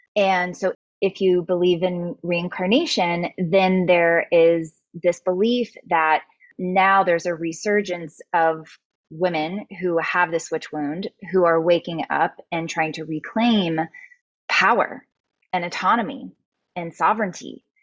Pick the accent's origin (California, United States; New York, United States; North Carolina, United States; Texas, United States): Texas, United States; South; moved away as an adult; also born or lived in Dallas, Texas; now in Austin, United States; I grew up in South Texas